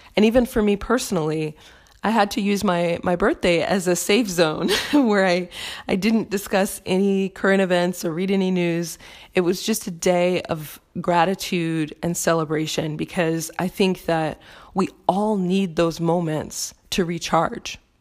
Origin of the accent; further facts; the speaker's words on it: United States; my home country of the United States